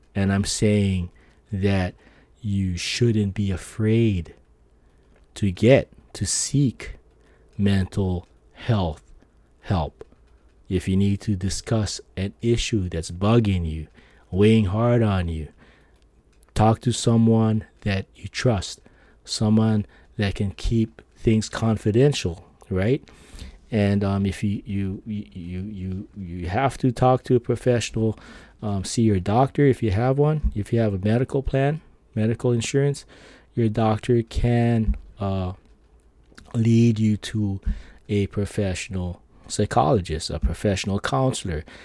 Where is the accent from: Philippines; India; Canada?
Philippines; I'm Filipino